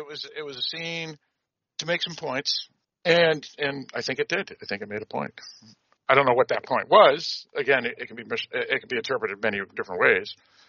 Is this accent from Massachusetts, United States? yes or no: yes; Boston, Massachusetts, United States; where I grew up in Greater Boston